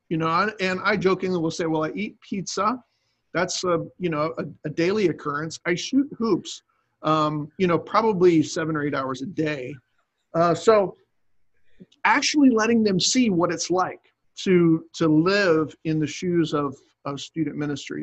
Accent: Cape May, New Jersey, United States; moved away as an adult; also born or lived in New York; now in Virginia, United States; that's where I grew up in Cape May, New Jersey, and my dad was a pastor there

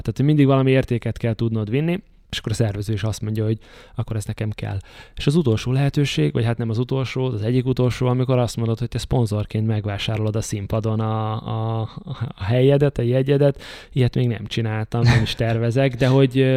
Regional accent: Debrecen, Hajdú-Bihar, Hungary; moved away as an adult; Debrecenben nagyon sokat hívnak vissza, ahol születtem meg, iskolába jártam, gimnázium végéig.

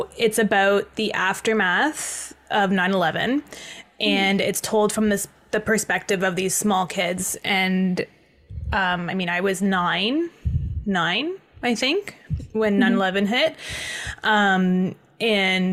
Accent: Toronto, Ontario, Canada; I grew up in Toronto

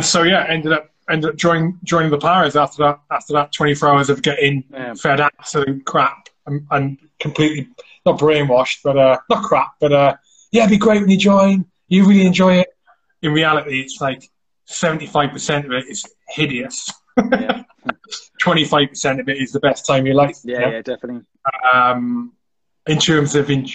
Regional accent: South Wales, United Kingdom; I grew up in South Wales, little village called Quainant.

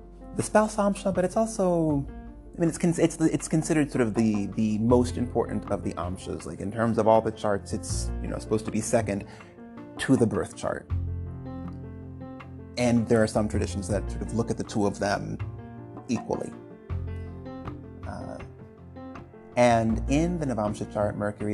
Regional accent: United States; I'm American.

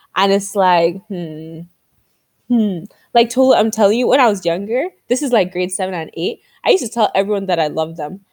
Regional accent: Nigeria; growing up as a Nigerian

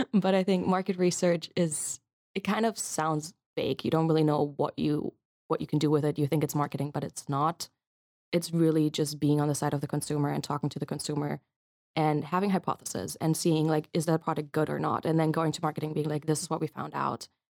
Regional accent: Munich, Bavaria, Germany; moved away as an adult; also born or lived in United States; now in Leiden, Netherlands; I'm from Germany originally, from Munich.

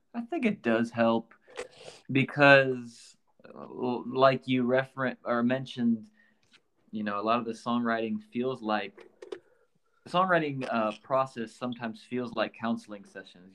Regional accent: Iowa, United States; moved away as an adult; now in Nashville, United States; I uh, grew up in Iowa

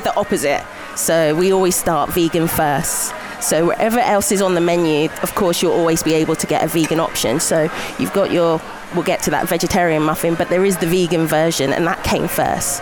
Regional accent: Buckinghamshire, South East England, United Kingdom; moved away as an adult; now in Glasgow, United Kingdom; I'm from Buckinghamshire, near London.

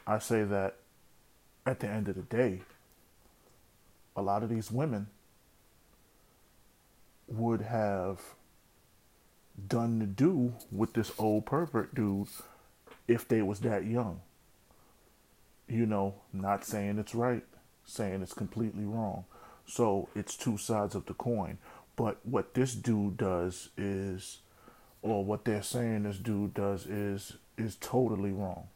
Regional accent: New York City, New York, United States; when I was growing up in the Bronx

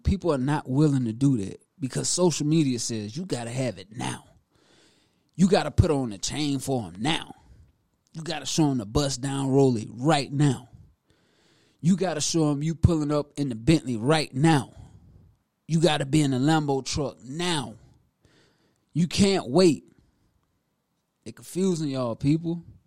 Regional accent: Prosperity, South Carolina, United States; now in Greenville, United States; Born and raised in Prosperity, South Carolina, to be exact, which is Newberry County

